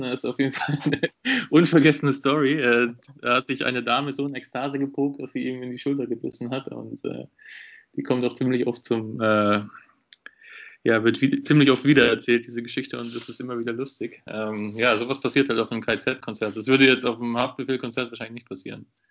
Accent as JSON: {"language": "German", "town": "Würzburg", "region": "Bavaria", "country": "Germany", "said": "ich komme aus Würzburg, habe ja dort quasi auch meinen Bachelor mit dir studiert"}